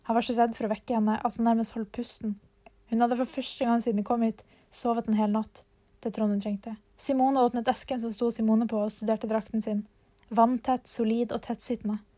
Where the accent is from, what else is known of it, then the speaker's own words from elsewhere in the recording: Narvik, Nordland, Norway; Ja, jeg kommer også fra Narvik.